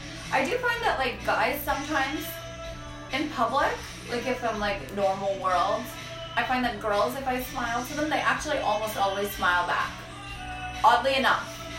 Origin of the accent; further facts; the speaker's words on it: Saskatchewan, Canada; because I grew up in Saskatchewan.